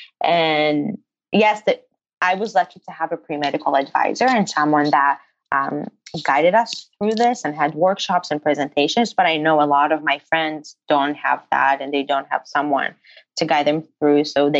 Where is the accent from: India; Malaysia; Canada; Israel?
Israel; English is a second language; everyone is asking me, they're like, no, like you don't really have an Israeli accent or an accent at all.